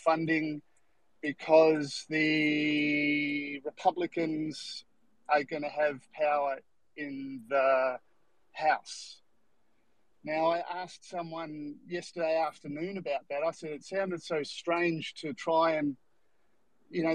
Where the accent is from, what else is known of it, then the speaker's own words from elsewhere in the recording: Australia; I'm from Australia.